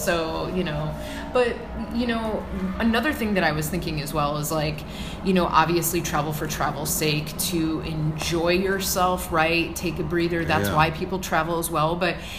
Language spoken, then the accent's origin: English; Midwest, United States; I mean, I grew up in the Midwest where there was none of that. It was very flat, nothing to, you know